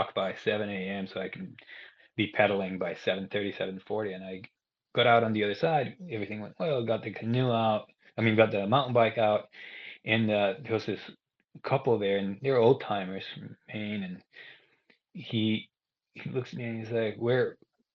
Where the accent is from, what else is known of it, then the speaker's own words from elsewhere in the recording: Guatemala; moved away as an adult; also born or lived in Arkansas / North Carolina / Australia / Ecuador; I'm originally from Guatemala. I grew up there. I was born and raised there